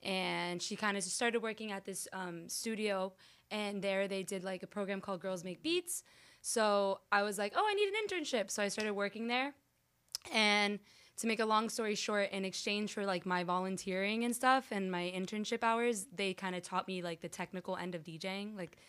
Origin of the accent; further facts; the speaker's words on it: Miami, Florida, United States; Like, this is where I came from. Like, I'm from Miami.